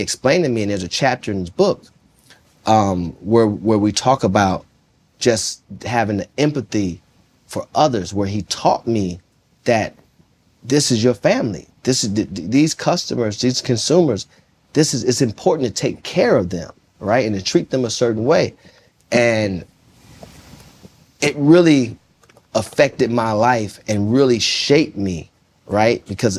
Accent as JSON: {"language": "English", "town": "Jonesboro", "region": "Arkansas", "country": "United States", "said": "I'm coming from Jonesboro, Arkansas."}